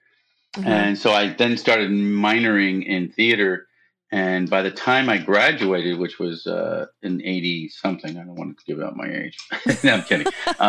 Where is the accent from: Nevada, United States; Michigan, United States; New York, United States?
New York, United States; Brooklyn; accent: Brooklyn; Because I was from Brooklyn, so she made fun of me a little bit.